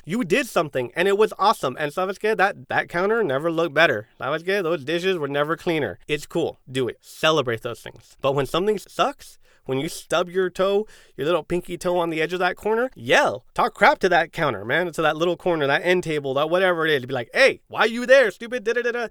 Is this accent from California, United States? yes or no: yes; San Diego, California, United States; I'm a Chicano from San Diego, first generation